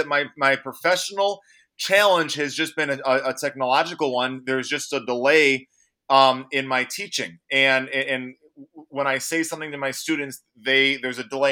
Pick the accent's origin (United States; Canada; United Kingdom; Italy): United States; Chicago, Illinois; now in Eau Claire, United States; So prior to living in Eau Claire, Wisconsin, I grew up in Chicago, Illinois.